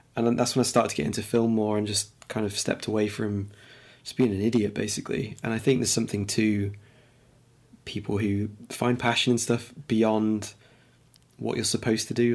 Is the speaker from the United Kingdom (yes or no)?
yes; Lincoln, East Midlands, United Kingdom; also born or lived in London; I was born in London, but I grew up in Lincoln